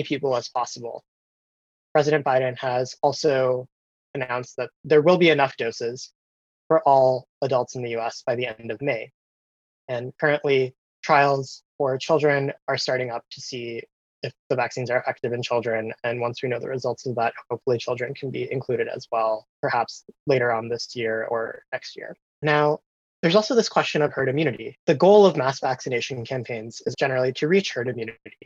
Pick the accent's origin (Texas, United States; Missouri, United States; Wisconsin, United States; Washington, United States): Wisconsin, United States; Milwaukee; my hometown of Milwaukee